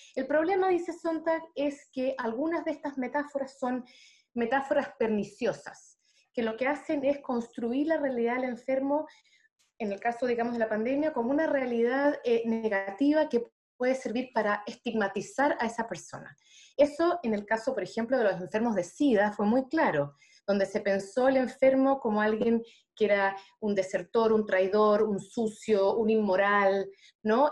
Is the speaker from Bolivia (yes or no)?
no; Chile; nosotros estamos, viviendo como chilenos